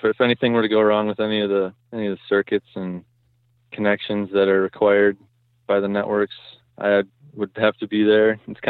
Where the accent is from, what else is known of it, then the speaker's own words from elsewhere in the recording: Wisconsin, United States; So I was born and raised in Southeast Wisconsin and do a lot of hunting in pretty much all over the state.